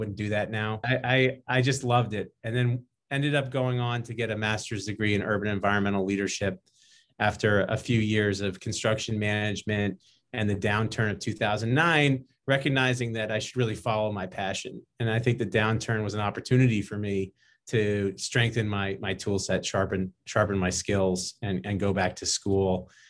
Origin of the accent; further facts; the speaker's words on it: Western Massachusetts, United States; I grew up in Western Massachusetts